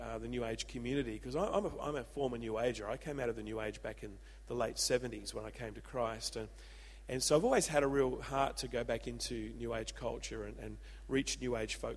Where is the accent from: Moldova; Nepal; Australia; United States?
Australia; Adelaide, South Australia; now in Byron Bay, Australia; I'm an old Adelaide boy